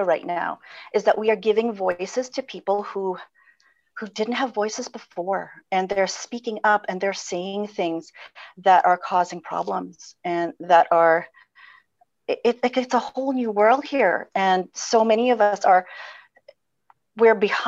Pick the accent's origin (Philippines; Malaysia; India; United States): Philippines; moved away; I come from the Philippines